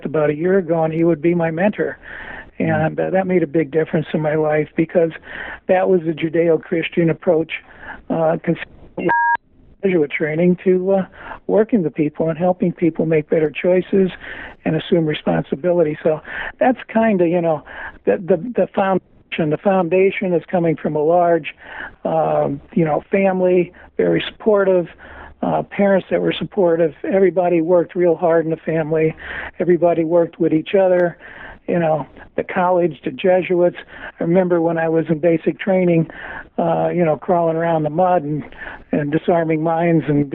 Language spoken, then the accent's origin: English; Dunmore, Pennsylvania, United States; moved away; also born or lived in Brooklyn, New York; I was born in Brooklyn and raised in northeastern Pennsylvania, a little town called Dunmore.